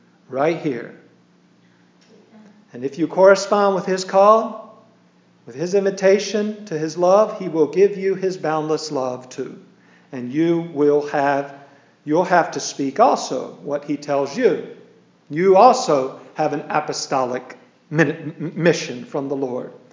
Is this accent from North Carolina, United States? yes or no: yes; Wilmington, North Carolina, United States; also born or lived in Schenectady, New York; when I was five, when we moved from Schenectady, New York, to Wilmington, North Carolina, which is my home now